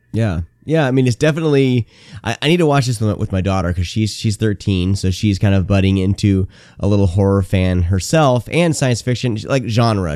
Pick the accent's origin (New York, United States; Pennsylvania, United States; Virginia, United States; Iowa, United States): Iowa, United States; Garner; also born or lived in Bay Area, California; I grew up in Garner, Iowa, uh, is where I, when I was ten, was relocated to from the Bay Area, California.